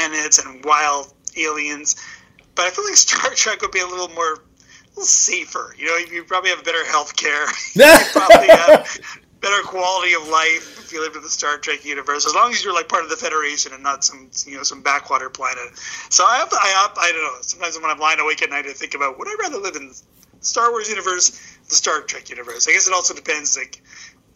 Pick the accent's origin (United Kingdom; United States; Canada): Canada; Edmonton, Alberta; moved away as an adult; now in Toronto, Canada; I am originally from the heartland of Alberta. I'm from Edmonton.